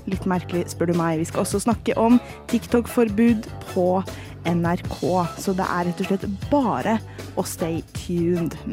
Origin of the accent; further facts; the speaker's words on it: Bergen, Vestland, Norway; jeg er fra Bergen